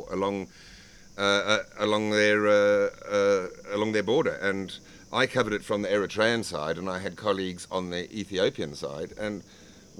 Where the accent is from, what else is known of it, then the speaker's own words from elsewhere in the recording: Zimbabwe; I was from Zimbabwe